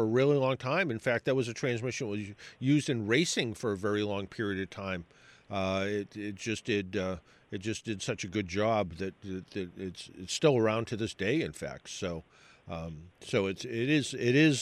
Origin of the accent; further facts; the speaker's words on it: South Shore, Massachusetts, United States; I grew up on the South Shore